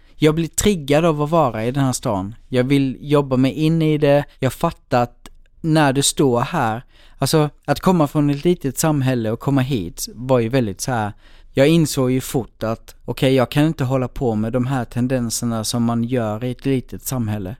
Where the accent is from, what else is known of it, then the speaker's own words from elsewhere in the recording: Blekinge, Sweden; now in Stockholm, Sweden; jag är liksom uppväxt i Blekinge i en jätteliten ort